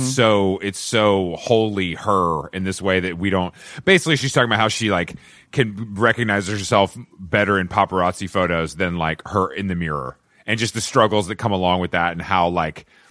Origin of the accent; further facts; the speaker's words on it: Atlanta, Georgia, United States; I'm from Atlanta